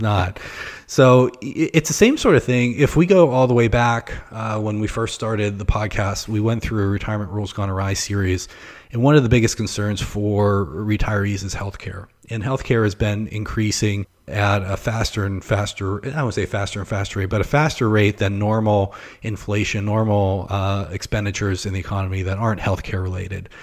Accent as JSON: {"language": "English", "town": "Pittsburgh", "region": "Pennsylvania", "country": "United States", "also_born_or_lived": "Ohio / Florida", "moved": "yes", "said": "I'm originally from Pittsburgh"}